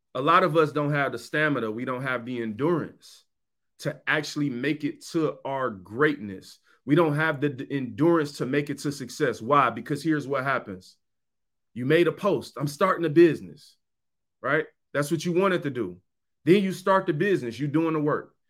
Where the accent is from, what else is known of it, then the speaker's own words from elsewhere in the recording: Detroit, Michigan, United States; I was from Seven Mile. I lived there. I lived in the hood.